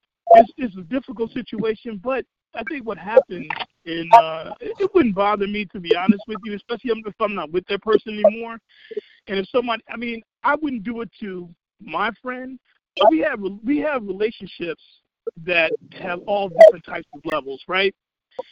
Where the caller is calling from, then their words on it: Chicago Ridge, Illinois, United States; I'm calling from Chicago Ridge